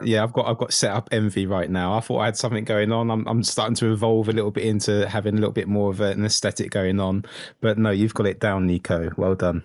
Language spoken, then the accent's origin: English; United Kingdom; only Brit in the world that doesn't like football